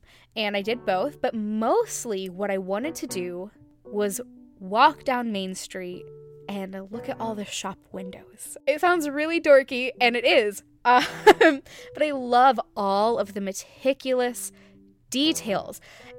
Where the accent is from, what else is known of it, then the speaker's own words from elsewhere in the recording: Phoenix, Arizona, United States; I am from Phoenix, Arizona